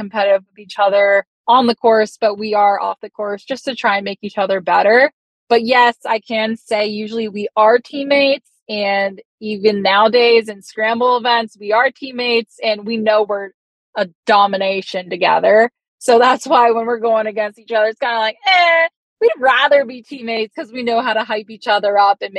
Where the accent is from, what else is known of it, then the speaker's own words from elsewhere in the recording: Hobe Sound, Florida, United States; the Hope Sound event, which is in my hometown